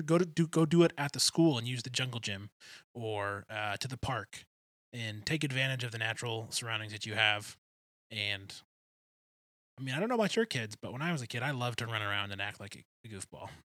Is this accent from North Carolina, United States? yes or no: no; outside Detroit, Michigan, United States; I grew up right outside Detroit